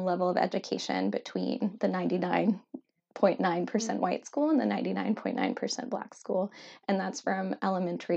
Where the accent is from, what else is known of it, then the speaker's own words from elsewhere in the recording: South Louisiana, United States; where I grew up in South Louisiana